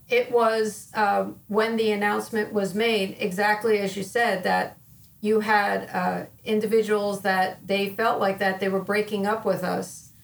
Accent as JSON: {"language": "English", "town": "Wayne", "region": "New Jersey", "country": "United States", "tie": "born or raised there", "said": "I grew up in Wayne, New Jersey, which is North Jersey, about probably about a half an hour away from New York City."}